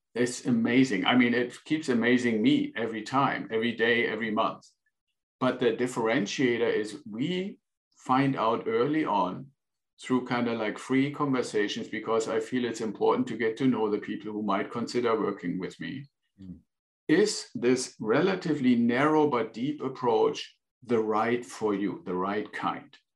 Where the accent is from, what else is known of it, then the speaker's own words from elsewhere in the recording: Northern Germany, Germany; English is a second language; moved away as an adult; now in United States; I'm originally from Germany, was born in northern Germany and joined the Air Force after school